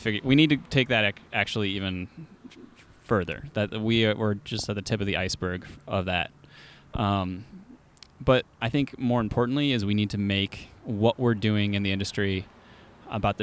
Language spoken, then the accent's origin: English; Eugene, Oregon, United States; I grew up in Eugene since like 1990 or something like that.